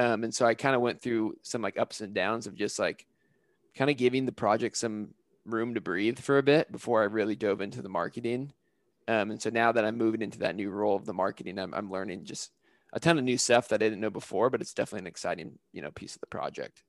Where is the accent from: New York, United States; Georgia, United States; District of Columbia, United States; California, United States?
California, United States; I am originally from California, where I kind of have a lot of my roots of my travel background, and I grew up in a family that was very big into camping